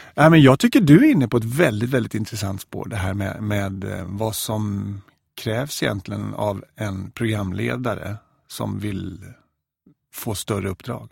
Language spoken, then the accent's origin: Swedish; Växjö, Kronoberg County, Sweden; moved away as an adult; min eh, kyrkoförsamling hemma i Växjö